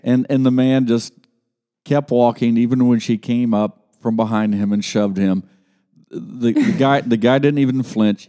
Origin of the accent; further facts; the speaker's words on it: Grove City, Ohio, United States; I grew up in Grove City, and it was not uncommon for us to go to the state fair